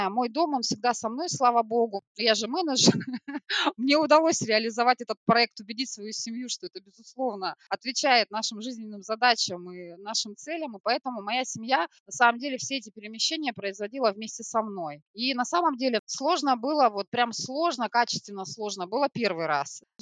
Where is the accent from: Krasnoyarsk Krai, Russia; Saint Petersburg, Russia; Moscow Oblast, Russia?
Krasnoyarsk Krai, Russia; Krasnoyarsk; now in Smolensk, Russia; Нет, я сама из Красноярска, я сибиряк, сибирячка, правильнее сказать. В Смоленске я оказалась полтора года назад